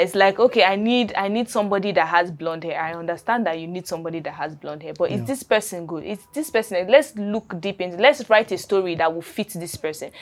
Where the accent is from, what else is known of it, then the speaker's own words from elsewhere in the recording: Adamawa, Nigeria; I'm from Adamawa State